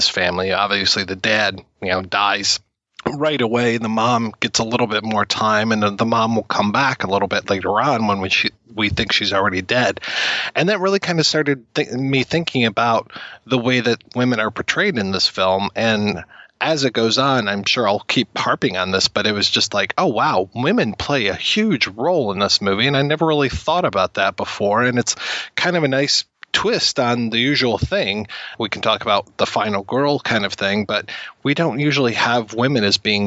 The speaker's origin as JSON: {"language": "English", "country": "Canada", "said": "being Canadian"}